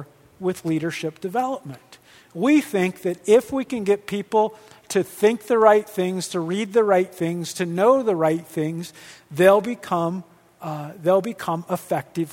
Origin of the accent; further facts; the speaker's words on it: Midwest, United States; I'm from the Midwest